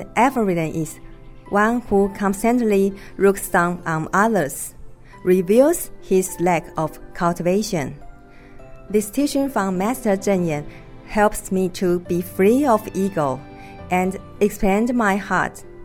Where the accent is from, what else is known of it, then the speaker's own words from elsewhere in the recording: Hualien, Hualien County, Taiwan; I'm from Hualien, Taiwan.